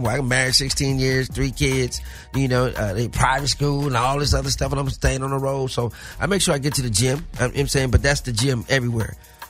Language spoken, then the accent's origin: English; Newport News, Virginia, United States; born there; also born or lived in Oakland, California; I get back a lot. But, you know, I was born in Virginia.